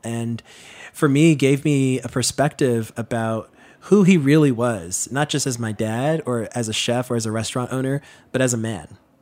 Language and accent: English; New York City, New York, United States; So when I was born back in the nineties, you know, growing up in Queens